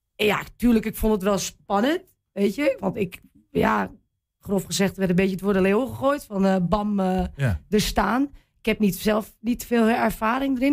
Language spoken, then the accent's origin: Dutch; Wierden, Overijssel, Netherlands; Ja, ik ben hier geboren. Althans, in Wierde geboren